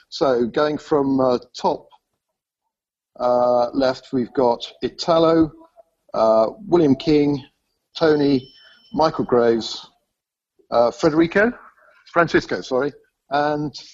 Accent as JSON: {"language": "English", "country": "China", "said": "I'm … from China. All the way from China."}